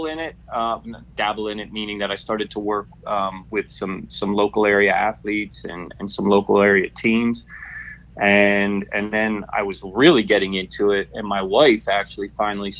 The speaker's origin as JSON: {"language": "English", "town": "Harrisburg", "region": "Pennsylvania", "country": "United States", "tie": "born or raised there", "said": "I grew up in Harrisburg, Pennsylvania"}